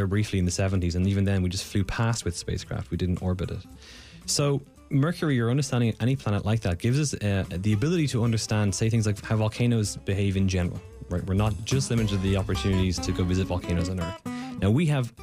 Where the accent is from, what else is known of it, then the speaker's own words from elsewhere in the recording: Ireland; now in United States; I'm Irish, and in Ireland, we don't do geology in secondary school.